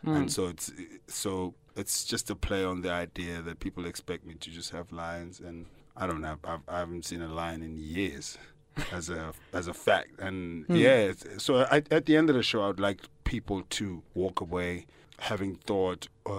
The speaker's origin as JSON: {"language": "English", "town": "Johannesburg", "region": "Gauteng", "country": "South Africa", "said": "I'm from Johannesburg performing."}